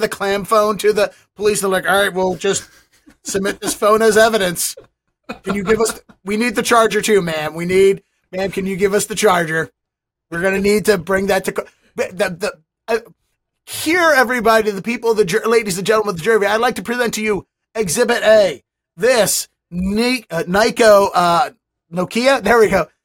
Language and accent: English; Baltimore, Maryland, United States; I'm from Baltimore